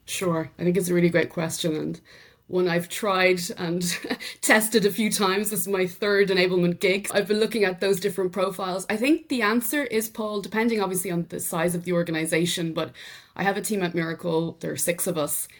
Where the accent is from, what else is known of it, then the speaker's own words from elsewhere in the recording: Drumree, County Meath, Ireland; accent: Irish; first language English; moved away as an adult; also born or lived in Dublin, Ireland; now in France; I'm obviously Irish, from County Meath in Ireland, so rural Ireland. But having said that, I was brought up there, but very quickly at the age of twelve, sent to the Big Smoke to Dublin for secondary school